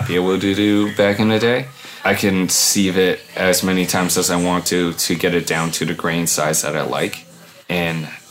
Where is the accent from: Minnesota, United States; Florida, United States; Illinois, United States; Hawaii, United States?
Hawaii, United States; now in Portland, United States; I grew up in Hawaii